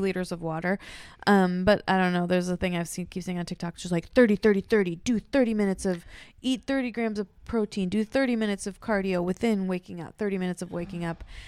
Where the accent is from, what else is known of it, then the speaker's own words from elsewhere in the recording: Corvallis, Oregon, United States; I grew up in Oregon, in a town without a mall